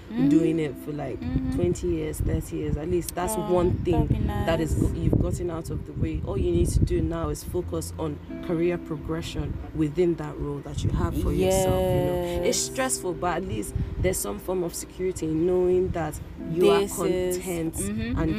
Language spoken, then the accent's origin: English; Nigeria; we grew up in Nigeria